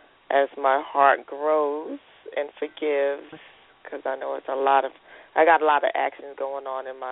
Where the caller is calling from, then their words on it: North Carolina, United States; I'm calling from North Carolina.